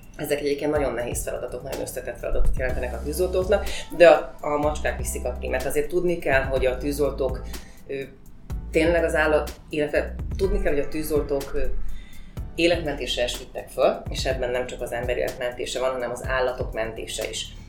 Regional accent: Hódmezővásárhely, Csongrád-Csanád, Hungary; hódmezővásárhelyi vagyok, és a hódmezővásárhelyi városi televízióban dolgoztam 8

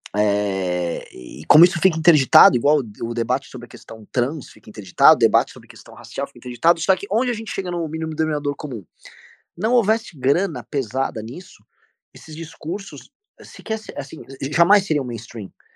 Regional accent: Brazil; eu sou brasileiro, não sou europeu

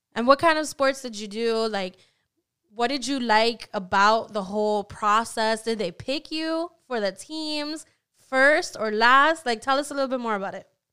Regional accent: Orlando, Florida, United States; At least where I was raised, I was raised in Orlando

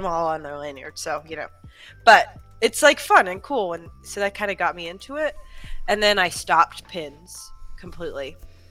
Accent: Arkansas, United States; now in Florida, United States; I grew up in Arkansas

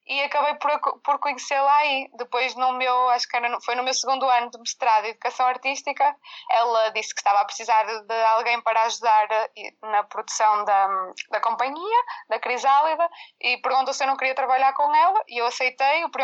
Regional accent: Viana do Castelo, Portugal; Como nós somos de Viana, também tentávamos nos juntar mais em Viana para ensaiar

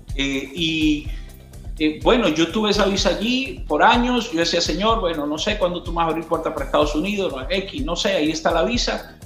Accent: Venezuela; moved away as an adult; estaba bien en mi país, Dios me bendijo mucho, Venezuela

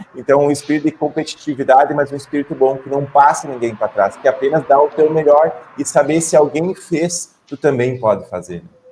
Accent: Ibirubá, Rio Grande do Sul, Brazil; eu fui criado pelos meus pais aqui no interior do Rio Grande do Sul, na cidade de Birubá

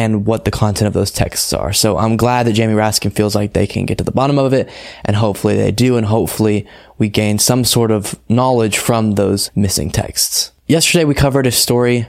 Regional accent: Texas, United States; I'm from Texas. Okay. I'm in Texas as we speak right now.

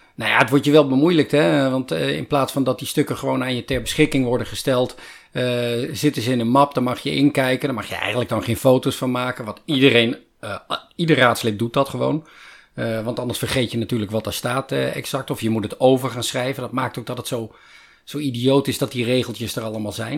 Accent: Netherlands; ik ben een Nederlander

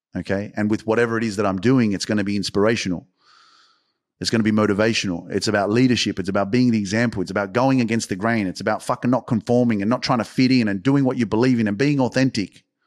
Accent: Australia; I'm freaking from Australia

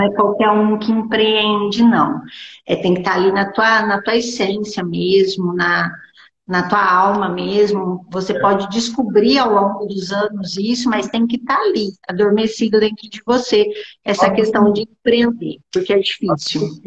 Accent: interior of São Paulo state, Brazil; eu sou aqui do interior do estado de São Paulo

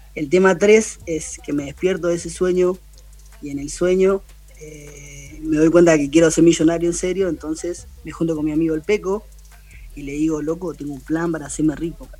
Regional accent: Buenos Aires, Argentina; yo soy de la Villa 31

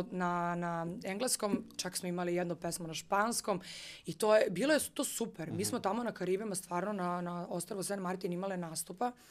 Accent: Niš, Nišava District, Serbia; moved away; ja sam živala u Nišu, pošto sam rodom iz Niša

